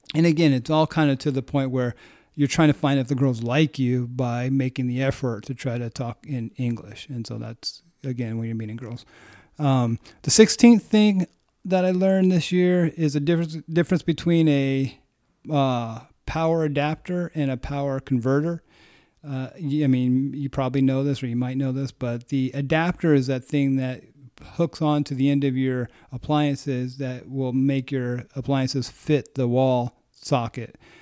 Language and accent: English; United States; as an American